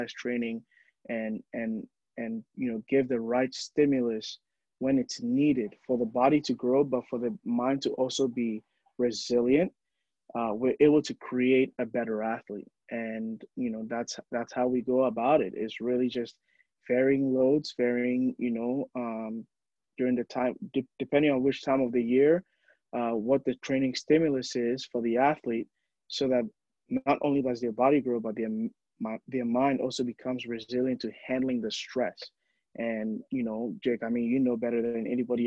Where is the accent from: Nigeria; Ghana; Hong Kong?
Ghana; moved away; I was born and raised in Ghana, and in Ghana, you know, we love the storytelling aspect